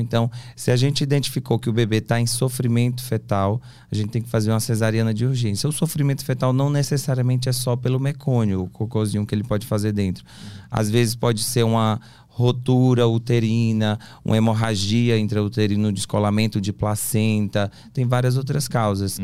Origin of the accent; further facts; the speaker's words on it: Teresina, Piauí, Brazil; moved away as an adult; now in São Paulo, Brazil; Sou de Teresina, Piauí.